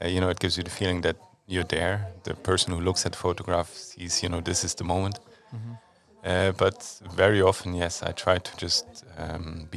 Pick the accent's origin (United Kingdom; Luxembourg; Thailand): Luxembourg; also born or lived in United States; I was born in Luxembourg.